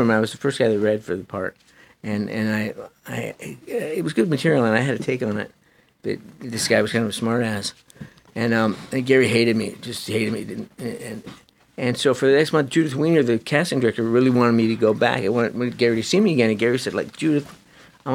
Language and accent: English; Canada; also born or lived in Upper East Side of Manhattan, New York; now in New York, United States; I grew up in Canada. Like, my dad was in the military